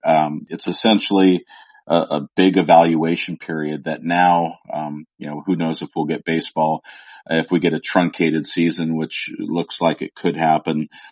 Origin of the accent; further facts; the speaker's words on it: the Northwest, Pacific Northwest, United States; someone who grew up in the Northwest